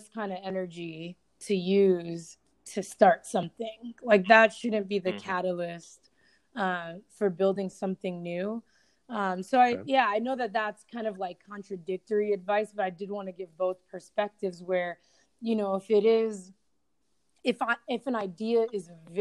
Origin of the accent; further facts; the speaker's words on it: New York City, New York, United States; moved away; I'm originally from New York City when I moved here